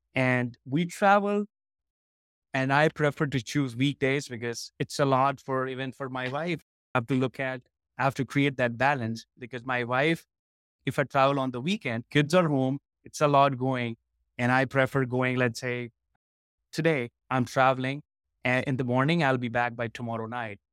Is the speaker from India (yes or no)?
yes; India; moved away; So I born and raised in India, and I was into IT for almost a decade